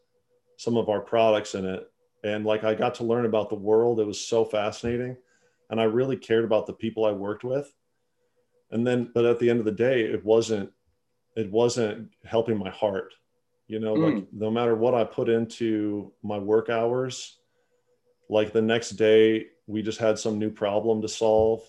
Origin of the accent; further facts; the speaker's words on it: South Dakota, United States; also born or lived in Minneapolis / Iowa; now in Nashville, United States; I'm from South Dakota